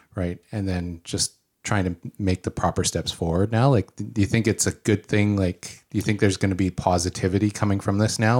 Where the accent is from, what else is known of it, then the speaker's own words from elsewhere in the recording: Surrey, British Columbia, Canada; moved away as an adult; now in Chilliwack, Canada; I grew up in the middle of Surrey